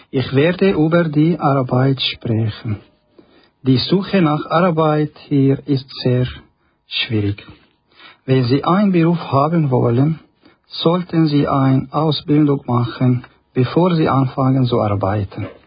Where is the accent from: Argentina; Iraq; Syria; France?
Syria; German is a second language; now in Nussbaumen, Switzerland; Ich komme aus Syrien.